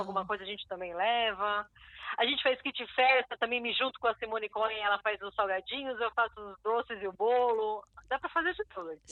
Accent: São Paulo, Brazil; moved away as an adult; now in Israel; eu sou de São Paulo. Ah, já fiz aliá, estou ah, aqui em Israel há uns 14 anos

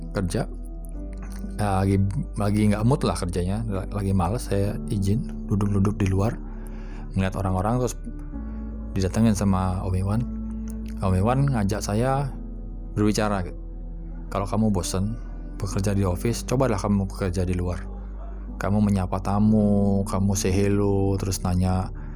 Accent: Bali, Indonesia; saya sempat dibesarkan di Bali

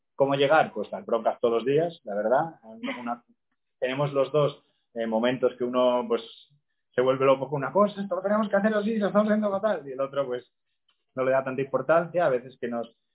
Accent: Oviedo, Asturias, Spain; moved away as an adult; also born or lived in Córdoba / Seville; yo soy de Asturias, como preguntabas antes, de Oviedo, pero la mitad de mi familia de mi madre es, es de Córdoba. Yo, de hecho, nací en Córdoba, aunque soy asturianísimo

